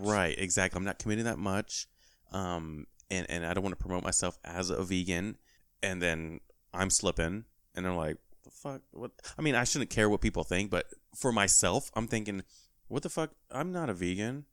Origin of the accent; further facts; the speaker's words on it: California, United States; moved away; my home state, you know, shout out to Cali